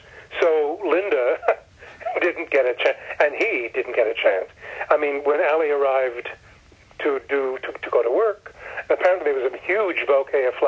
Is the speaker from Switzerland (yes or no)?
no; Canada; moved away as an adult; now in Los Angeles, United States; I'm Canadian. I was not raised here. I only got here when I was 37, when I moved to L.A. to work on Dynasty